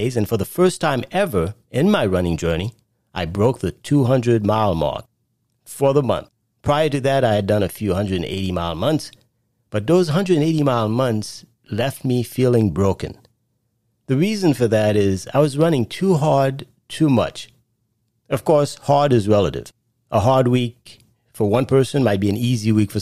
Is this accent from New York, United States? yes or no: yes; New York City, New York, United States; moved away; I no longer live in New York, but I grew up in Brooklyn